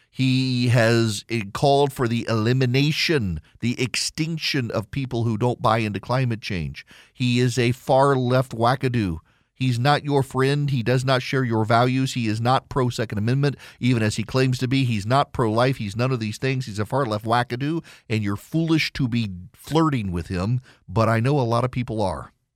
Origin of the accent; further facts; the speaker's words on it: Louisiana, United States; I'm from Louisiana